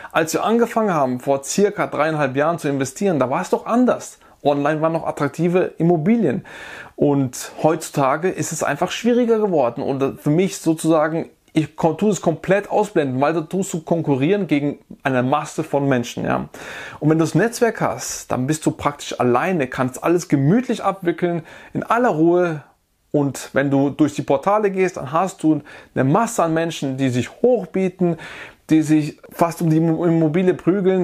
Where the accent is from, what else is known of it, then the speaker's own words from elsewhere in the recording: Germany; bei uns in Deutschland